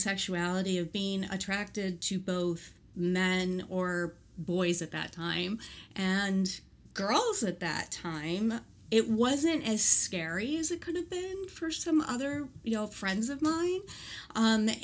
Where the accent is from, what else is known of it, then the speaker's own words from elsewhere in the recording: Colombia; English is a second language; also born or lived in Colorado / Galveston Island; now in Galveston, United States; Colombia, where I was born